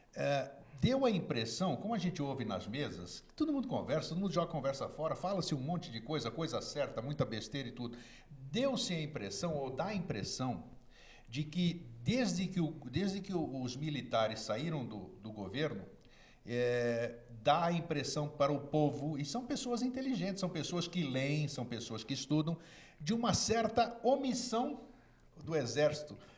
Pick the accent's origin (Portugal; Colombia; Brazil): Brazil; also born or lived in Greece (ancestry)